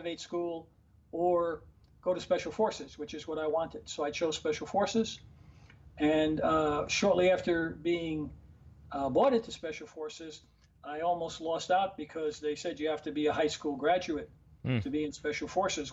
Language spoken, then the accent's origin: English; New York City, New York, United States; the neighborhood where I grew up in Harlem